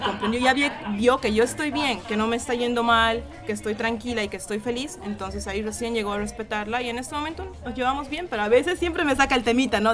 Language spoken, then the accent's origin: Spanish; Cochabamba, Bolivia; soy de Bolivia, de Cochabamba específicamente hablando